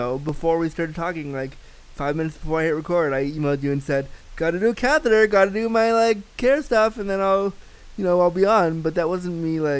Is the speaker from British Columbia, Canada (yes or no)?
no; Toronto, Ontario, Canada